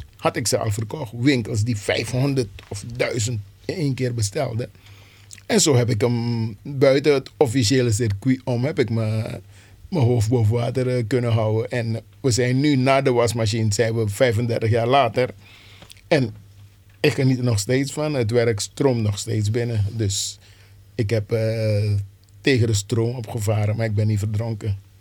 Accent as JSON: {"language": "Dutch", "country": "Suriname", "moved": "yes", "lives_now": "Amsterdam, Netherlands", "said": "Ik kom zelf uit Suriname"}